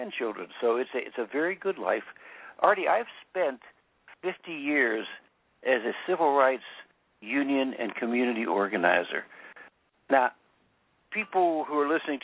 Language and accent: English; Central Pennsylvania, United States; I was born in Central Pennsylvania, on the edge of the anthracite fields